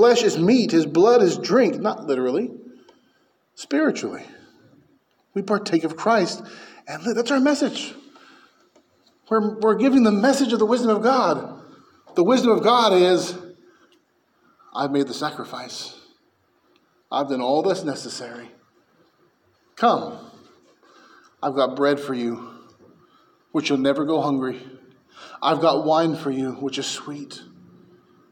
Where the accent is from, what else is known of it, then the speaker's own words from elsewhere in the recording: San Francisco Bay Area, California, United States; I grew up in the San Francisco Bay Area